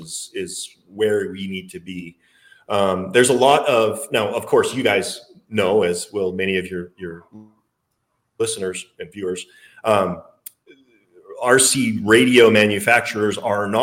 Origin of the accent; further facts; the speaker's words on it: Alberta, Canada; accent: Canadian; moved away as an adult; also born or lived in Victoria, British Columbia / Florida; now in The Woodlands, United States; I was born and raised in Alberta, Canada